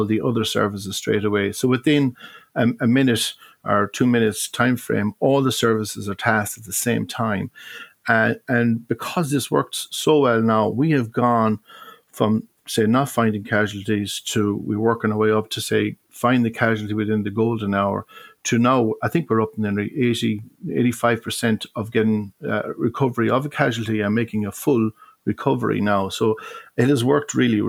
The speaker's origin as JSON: {"language": "English", "town": "Galway", "region": "Connacht", "country": "Ireland", "tie": "born or raised there", "said": "when I was a young fella, back in the 70s. My father was involved with fundraising in the city. Be it we didn't have a lifeboat station in Galway"}